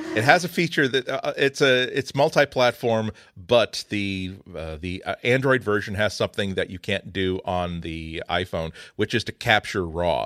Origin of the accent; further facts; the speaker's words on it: New England, United States; I grew up in New England